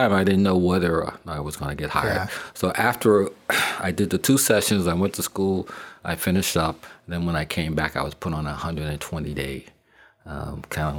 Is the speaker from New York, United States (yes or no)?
yes; Long Island, New York, United States; I'm from Long Island, New York